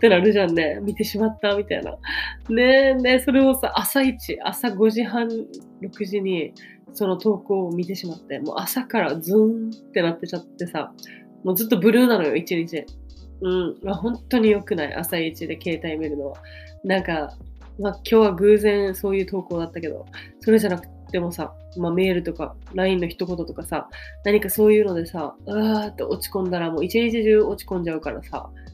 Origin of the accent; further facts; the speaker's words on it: Okinawa, Japan; moved away; 私の私の生まれ育った沖縄